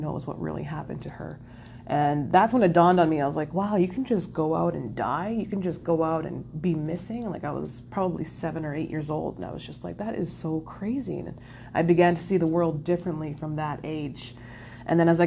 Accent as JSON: {"language": "English", "town": "Winnipeg", "region": "Manitoba", "country": "Canada", "tie": "born or raised there", "said": "growing up in Winnipeg, pretty much the hub of racism"}